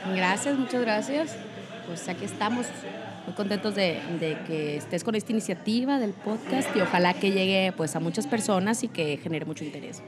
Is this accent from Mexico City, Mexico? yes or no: no; Monterrey, Nuevo León, Mexico; moved away as an adult; now in Chihuahua, Mexico; como regimontana